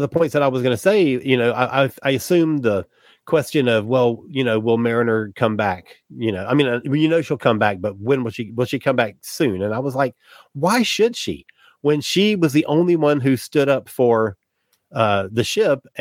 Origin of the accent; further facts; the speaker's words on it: Florida, United States; I'm from Florida